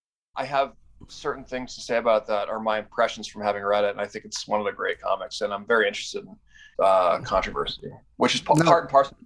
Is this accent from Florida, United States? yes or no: no; Massachusetts, United States; now in Salt Lake City, United States; She lives in Boston, and you know, I live in Salt Lake City now. So I grew up in Massachusetts.